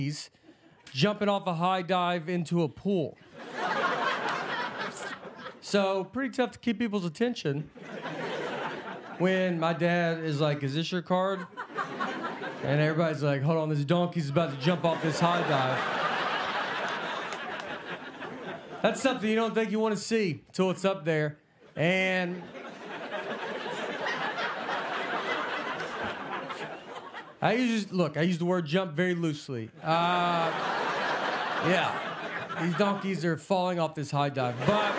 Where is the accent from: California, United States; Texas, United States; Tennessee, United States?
Tennessee, United States; I'm from Tennessee.